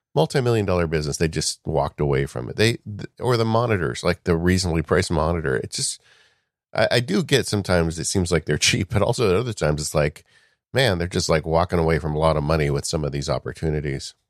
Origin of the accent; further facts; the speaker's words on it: Chino, California, United States; I grew up right near Chino, California, which is a dairy farmer's heaven.